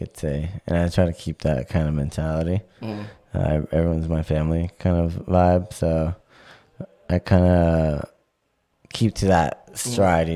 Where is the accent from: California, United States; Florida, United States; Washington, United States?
Florida, United States; Miami; moved away as an adult; also born or lived in Jacksonville; now in St. Petersburg, United States; I'm from Miami, born and raised, and then I moved